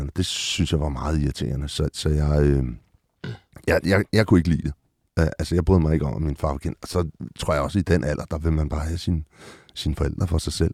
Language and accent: Danish; Copenhagen, Capital Region of Denmark, Denmark; jeg er født på Rigshospitalet, men opvokset, øh, født og øh, born and raised på Amager